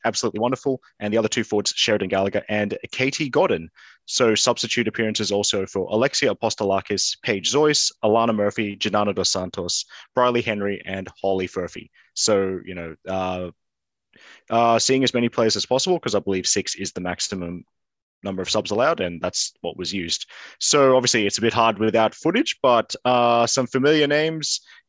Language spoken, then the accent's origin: English; Sydney, New South Wales, Australia; I'm from Sydney, so that's a yes.